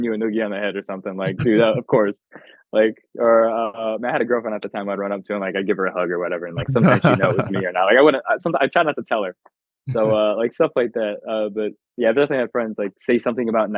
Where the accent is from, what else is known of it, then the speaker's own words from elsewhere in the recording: Tampa, Florida, United States; I'm from Tampa